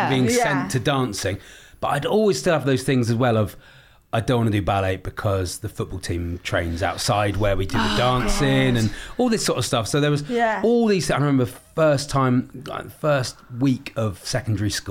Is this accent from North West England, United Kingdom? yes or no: no; Newton Abbot, South West England, United Kingdom; I'm from Newton Abbott in Devon